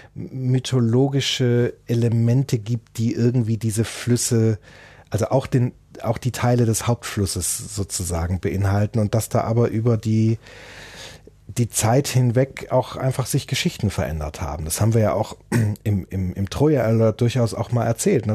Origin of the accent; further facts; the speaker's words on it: Germany; als Deutscher